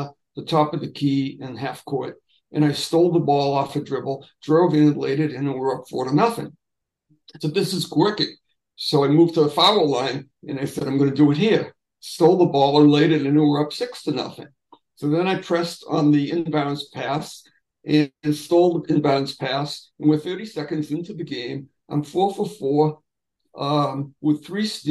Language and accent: English; Everett, Massachusetts, United States; I grew up in Everett and belonged to a youth organization